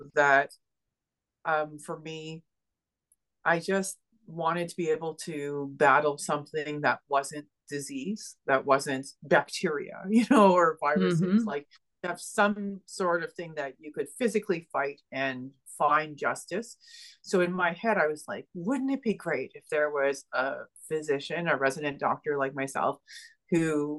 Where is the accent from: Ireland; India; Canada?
Canada; Ottawa, Ontario; moved away as an adult; also born or lived in Montreal, Quebec; I ended up in Quebec, in Montreal, Quebec, which is actually not far from Ottawa, my hometown.